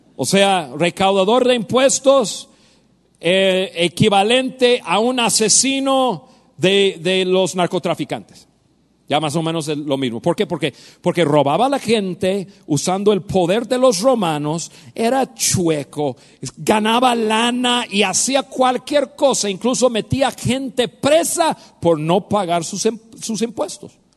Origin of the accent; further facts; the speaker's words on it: United States; Spanish is a second language; moved away as an adult; now in Mexico; Yo soy norteamericano, yo nací en Estados Unidos